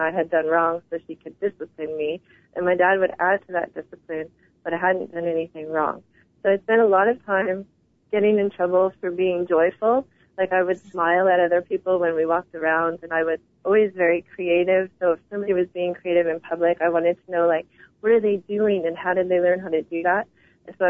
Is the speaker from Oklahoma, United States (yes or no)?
no; New York, United States; moved away as an adult; also born or lived in Savannah, Georgia; I did 1 year in New York